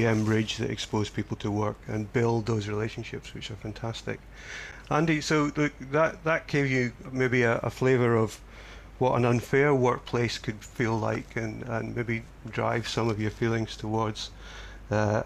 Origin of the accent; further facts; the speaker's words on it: Scotland, United Kingdom; moved away; when I grew up in Scotland